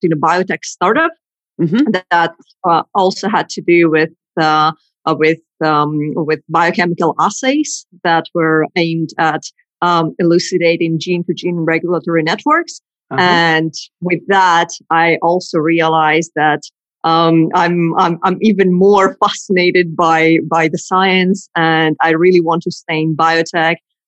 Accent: Greece; moved away as an adult; That was back in my home country in Greece.

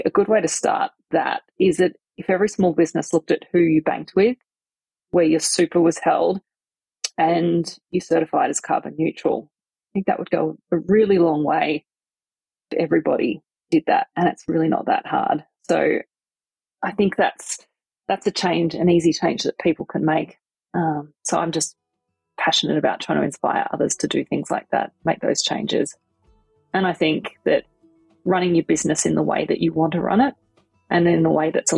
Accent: Victoria, Australia; I grew up in Victoria on a small property, 11 acres of bush

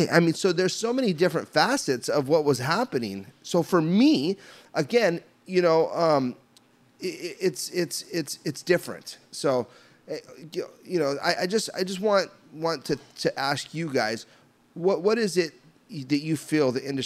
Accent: Southern California, United States; I'm from Southern California

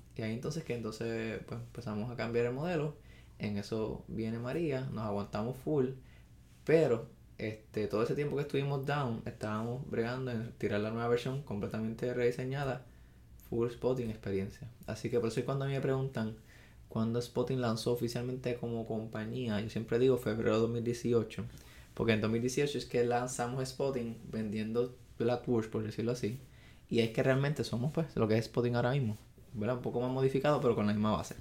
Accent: Arecibo, Puerto Rico; born or raised there; also born or lived in Mayagüez

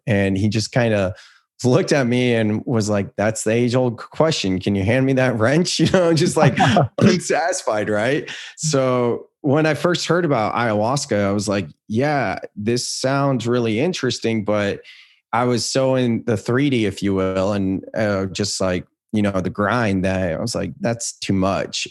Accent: Silicon Valley, California, United States; I grew up in Silicon Valley

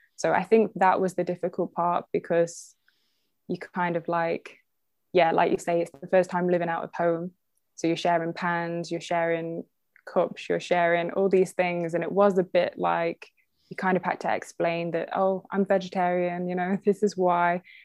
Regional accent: Derby, East Midlands, United Kingdom; also born or lived in Leeds; I was born in Derby, which is the next town from Burton

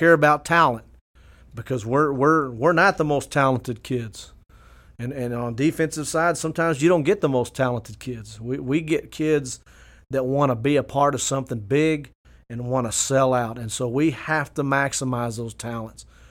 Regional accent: Fort Stockton, Texas, United States; moved away; I went, uh, on to coach one year in Fort Stockton

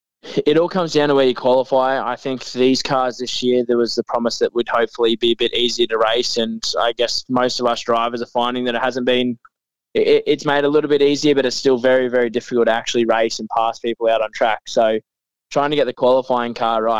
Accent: Mackay, Queensland, Australia; also born or lived in Victoria; I actually moved here when I was 6 years old. So, I've probably spent more time in more time in Queensland than I have in Victoria, so I guess you could say I'm a Queenslander

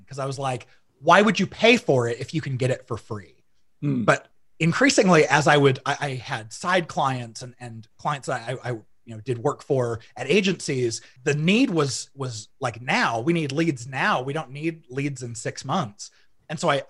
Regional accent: Arizona, United States; now in Utah, United States; So I grew up about half in Utah and the other half in Arizona. Arizona's more of what I remember. I mean, it was like junior high and high school

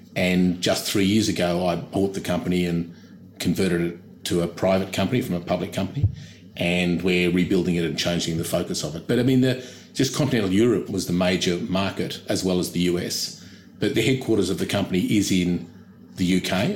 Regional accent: Australia; also born or lived in London / United States; I'm Australian

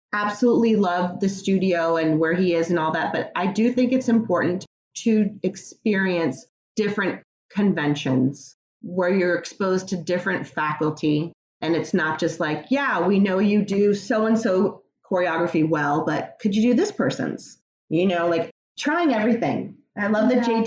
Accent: Virginia, United States; moved away as an adult; I'm from Virginia. I had never left Virginia.

